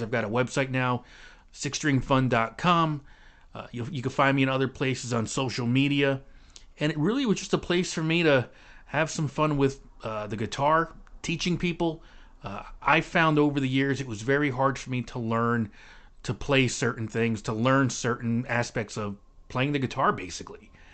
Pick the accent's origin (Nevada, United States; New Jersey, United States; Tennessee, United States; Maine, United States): New Jersey, United States; Clifton; also born or lived in North Arlington, New Jersey; I was born and raised in Clifton, not too far from here